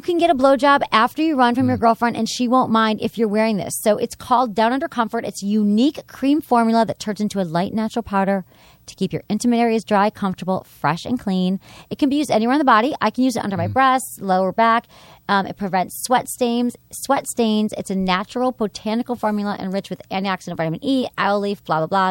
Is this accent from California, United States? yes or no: no; Michigan, United States; I'm from Michigan